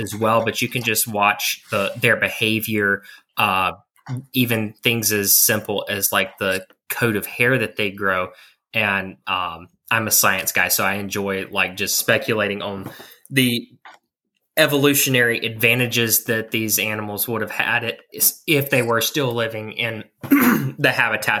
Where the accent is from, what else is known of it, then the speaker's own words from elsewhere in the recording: central North Carolina, United States; I'm from North Carolina, right in the central part of the state